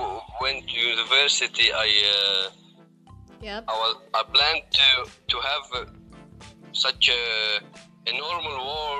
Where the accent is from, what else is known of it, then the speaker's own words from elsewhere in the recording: Syria; I'm from Syria.